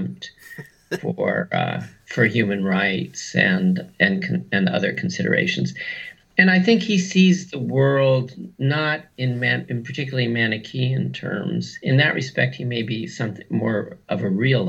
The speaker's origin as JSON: {"language": "English", "region": "West Coast", "country": "United States", "tie": "born or raised there", "said": "I was brought up on the West Coast"}